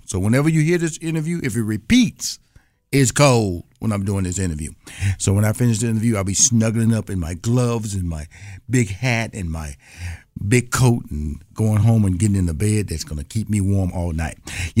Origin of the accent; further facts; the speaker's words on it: Houston, Texas, United States; But I'm born and raised in Houston, Texas, so I'm a Southern boy.